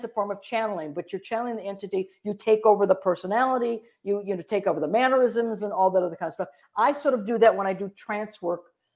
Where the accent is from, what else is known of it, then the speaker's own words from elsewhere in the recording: Horseheads, New York, United States; I grew up in a place called Horseheads, New York, which is near Elmira